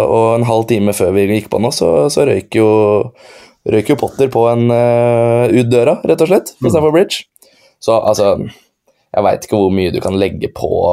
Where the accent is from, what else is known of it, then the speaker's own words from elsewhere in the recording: Tjøme, Vestfold, Norway; jeg er jo fra Tjøme